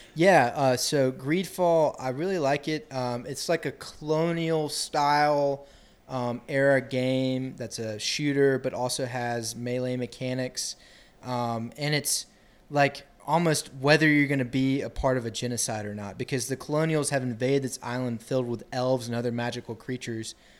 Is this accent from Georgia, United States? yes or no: yes; Athens, Georgia, United States; I'm from Athens, Georgia